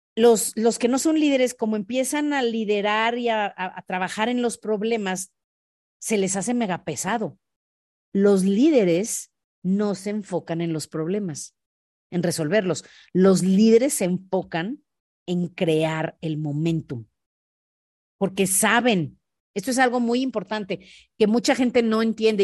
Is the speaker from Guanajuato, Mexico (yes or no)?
yes; León, Guanajuato, Mexico; yo soy de León, Guanajuato